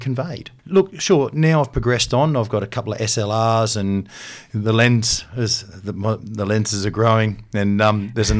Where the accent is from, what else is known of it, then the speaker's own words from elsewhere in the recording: Canberra, Australian Capital Territory, Australia; yes, I am